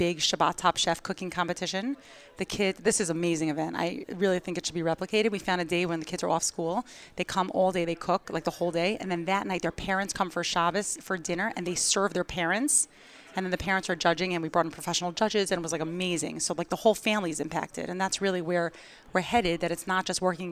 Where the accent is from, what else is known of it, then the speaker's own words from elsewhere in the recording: New York City, New York, United States; moved away as an adult; also born or lived in Israel; now in Portland, United States; I'm from New York, and so is my husband. I'm from Queens